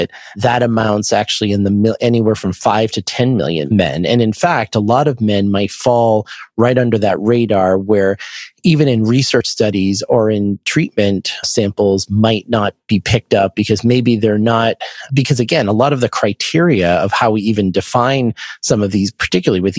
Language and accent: English; Boston, Massachusetts, United States; I'm from the Boston area